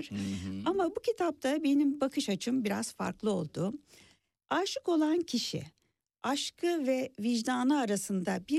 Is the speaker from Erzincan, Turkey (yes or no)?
no; Burgazada, Istanbul, Turkey; Ee, adada yazam, yaşamıyorum da gençliğim adada